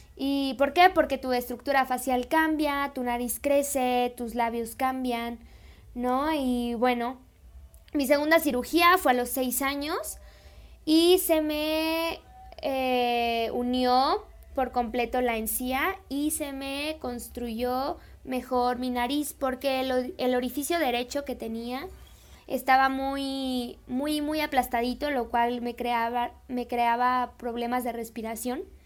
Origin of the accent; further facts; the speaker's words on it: Celaya, Guanajuato, Mexico; yo soy de Celaya, yo soy de Celaya, Guanajuato